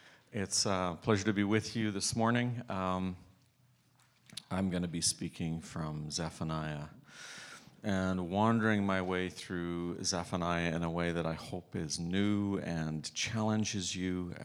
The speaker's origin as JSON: {"language": "English", "country": "Ireland", "tie": "born or raised there", "said": "I grew up in Ireland. You kind of have to be melancholy and Irish for that to be your favorite book in the Bible."}